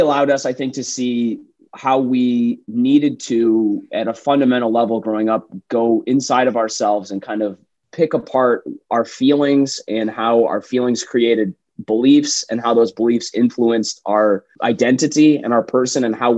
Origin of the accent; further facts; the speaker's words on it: Detroit, Michigan, United States; also born or lived in Chicago / New York; now in Austin, United States; I grew up in Metro Detroit in the Midwest